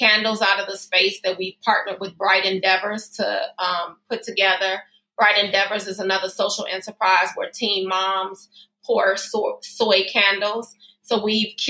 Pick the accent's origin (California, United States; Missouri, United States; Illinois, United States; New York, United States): Illinois, United States; Chicago; also born or lived in Berwyn, Illinois; I was born and raised in the Austin community.